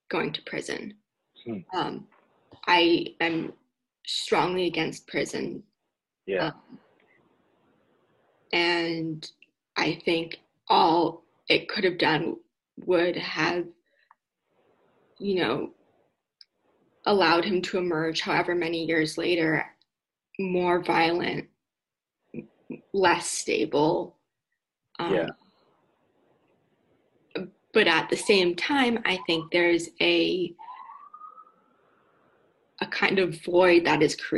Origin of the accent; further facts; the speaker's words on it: Palo Alto, California, United States; I grew up in Palo Alto